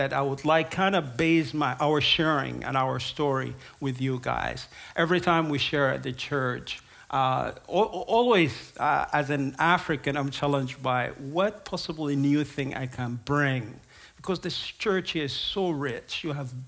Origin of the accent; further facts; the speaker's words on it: South Sudan; I'm from South Sudan. I was born and raised there